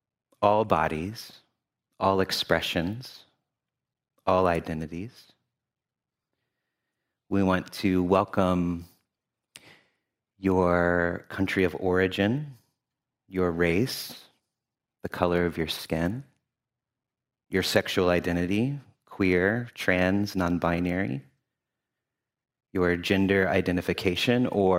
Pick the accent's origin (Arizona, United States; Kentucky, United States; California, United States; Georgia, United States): Kentucky, United States; Louisville; also born or lived in Memphis, Tennessee; now in Cincinnati, United States; I use he, him pronouns. I currently live in Cincinnati, Ohio, but I was born in Memphis, Tennessee, and grew up in Louisville, Kentucky.